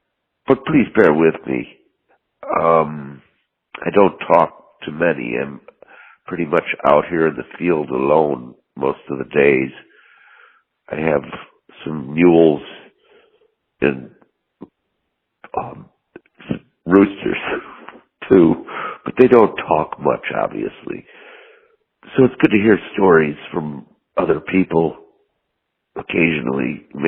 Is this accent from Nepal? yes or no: no; the north of England, United Kingdom; accent: English; I'm from Northern England. I run a small farm in just south of Ireland, but still in the premises of England.